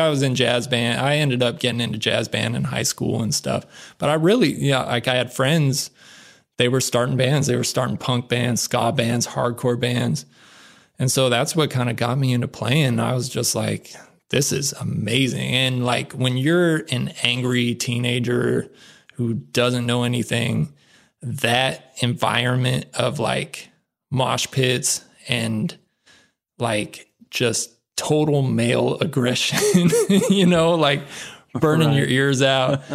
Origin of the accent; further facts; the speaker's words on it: Reno, Nevada, United States; moved away; I grew up in Reno, Nevada.